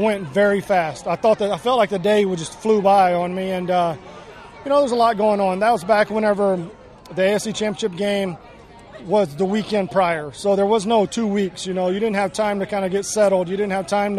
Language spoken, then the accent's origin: English; East Bernard, Texas, United States; Growing up in East Bernard